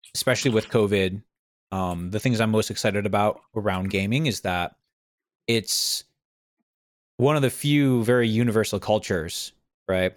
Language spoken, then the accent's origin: English; New England, United States; I'm from New England